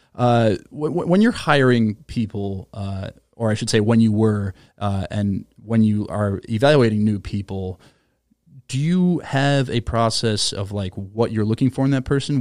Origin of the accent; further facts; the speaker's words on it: Minnesota, United States; I'm from Minnesota